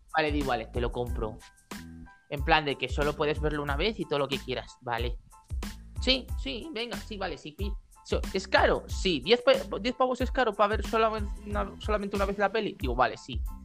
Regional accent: Galicia, Spain; yo estoy rozando Portugal, literalmente mi pueblo está a dos pasos

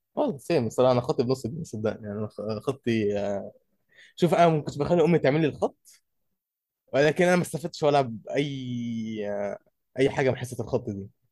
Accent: Egypt; عندنا في مصر احنا

